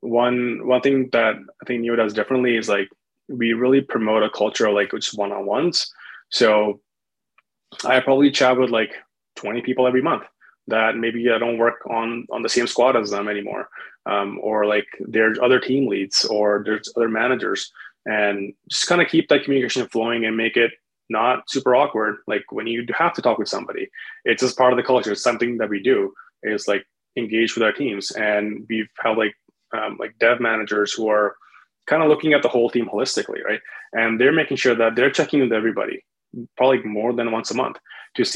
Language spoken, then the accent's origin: English; India; also born or lived in Winnipeg, Canada; now in Calgary, Canada; I'm from India.